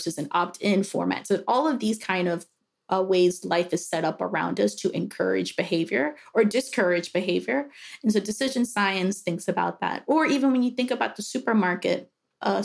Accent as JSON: {"language": "English", "town": "New York City", "region": "New York", "country": "United States", "tie": "born or raised there", "also_born_or_lived": "Dominican Republic / Miami", "moved": "as an adult", "lives_now": "Pittsburgh, United States", "said": "I'm originally from New York City, actually Dominican Republic. My mom flew to Miami so I could be a natural born citizen and then flew back to Dominican Republic before we moved to New York"}